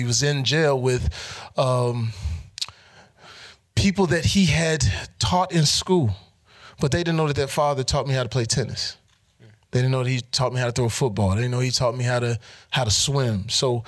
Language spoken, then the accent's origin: English; Texas, United States; I'm from Texas